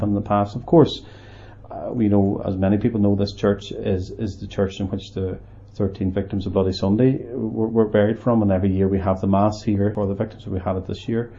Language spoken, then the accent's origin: English; Omagh, Northern Ireland, United Kingdom; I grew up in Omagh